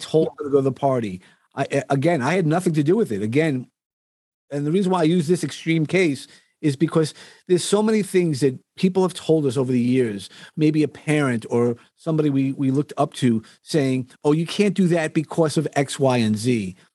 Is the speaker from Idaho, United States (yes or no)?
no; New York, United States; accent: New York; my New York accent